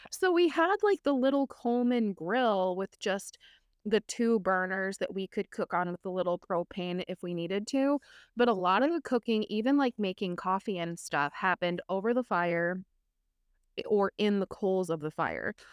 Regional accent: Minneapolis, Minnesota, United States; I grew up in Minnesota in the Twin Cities. We spent a lot of time up north in Duluth, north of Duluth

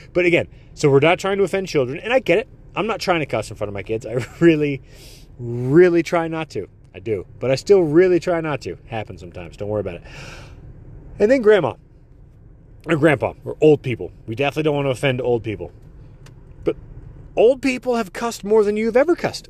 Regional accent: United States; also born or lived in Netherlands; my parents were born here, like, I can't claim, like, I'm American

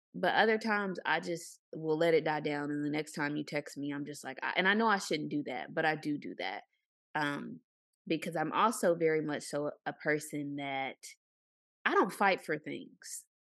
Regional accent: Arkansas, United States; moved away; I'm from Arkansas.

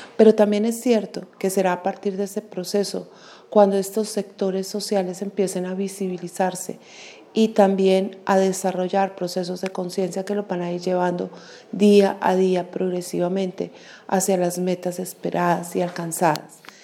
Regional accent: Colombia; como colombianos y colombianas

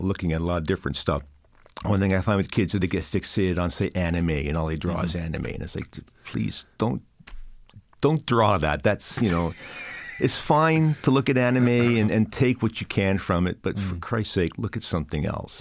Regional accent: Canada; now in Ireland; growing up as a Canadian, a Canadian kid in that time we were inundated with American culture

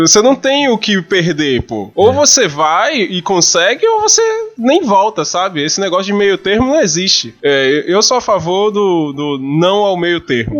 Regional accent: Salvador, Bahia, Brazil; A minha infância em Cavaleiros do Zodíaco foi em Salvador

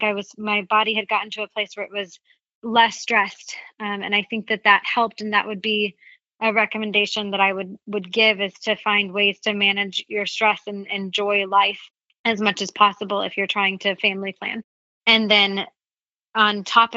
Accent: the South, United States; where I grew up in the South

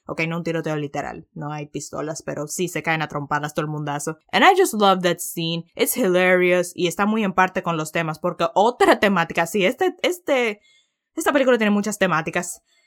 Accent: Dominican Republic; soy dominicano

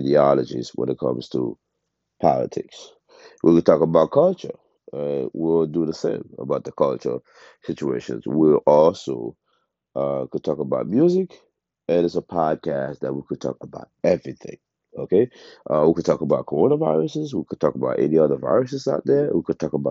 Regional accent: Haiti; moved away; also born or lived in United States; I was born in Haiti. I grew up between Haiti and the States.

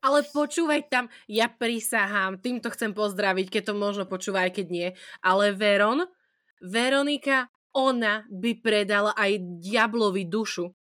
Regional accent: Prešov, Prešov Region, Slovakia; som z Prešova

